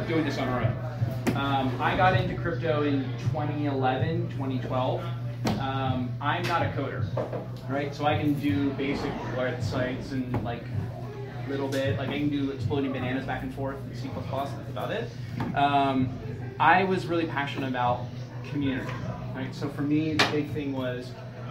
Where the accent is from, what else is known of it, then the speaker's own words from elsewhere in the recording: King of Prussia, Pennsylvania, United States; I grew up in King of Prussia.